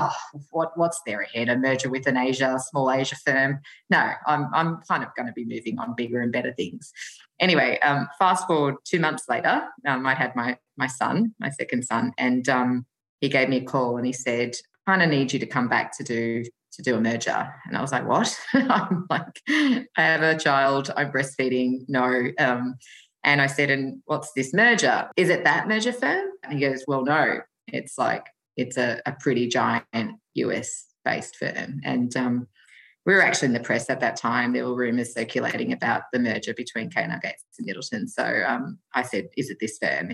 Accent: Australia; also born or lived in Tokyo, Japan; I was Australian, or I am Australian

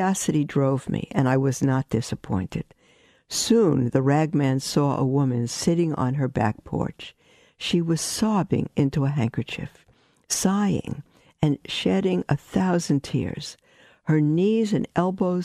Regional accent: New York City, New York, United States; I grew up in Brooklyn, we had peddlers walking

